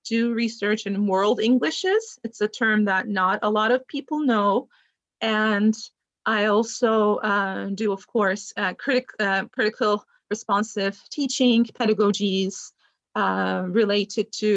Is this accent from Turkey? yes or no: yes; Turkey; moved away as an adult; now in United States; I am originally from Turkey, was born in the US to Turkish parents. And I finished my bachelor's degree in Turkey